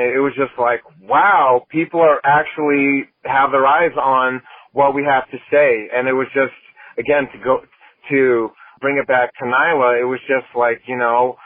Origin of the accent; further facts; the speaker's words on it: the Bay Area, California, United States; I'm from the Bay Area and, you know, we live in this really progressive bubble